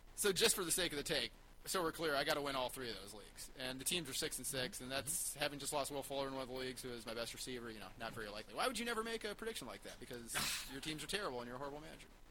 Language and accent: English; Minneapolis, Minnesota, United States; moved away; my hometown, Minneapolis, Minnesota